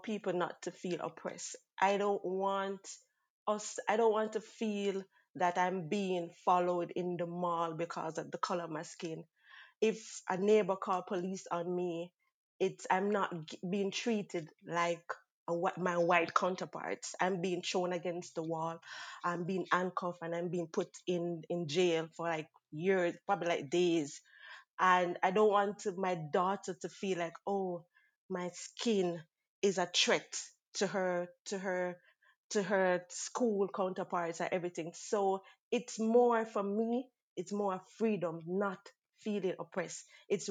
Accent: Jamaica; moved away as an adult; now in Canada; I am from Jamaica, born and grown, and I have migrated here since 2017

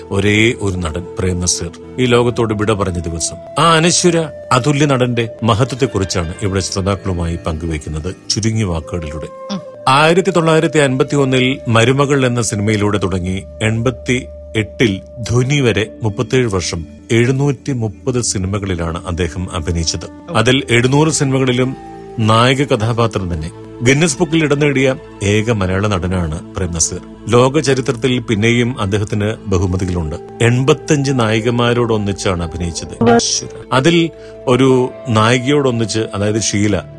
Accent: Thrissur, near Guruvayur, Kerala, India; moved away as an adult; also born or lived in UAE; now in United Arab Emirates; എന്റെ വീട് തൃശ്ശൂരാണ് ഗുരുവായൂർ അടുത്ത്

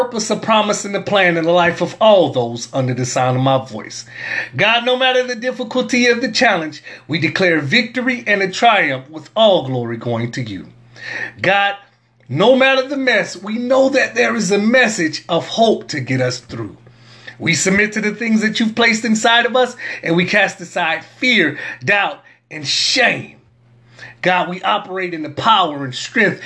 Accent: New Orleans, Louisiana, United States; accent: New Orleans; in my New Orleans accent

